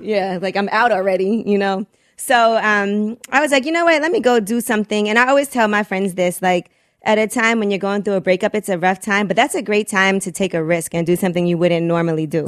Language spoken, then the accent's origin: English; Brooklyn, New York, United States; growing up in Brooklyn